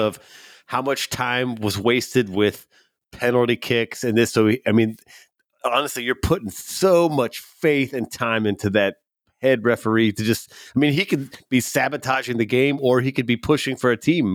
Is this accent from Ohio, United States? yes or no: yes; Cincinnati, Ohio, United States; my hometown, Cincinnati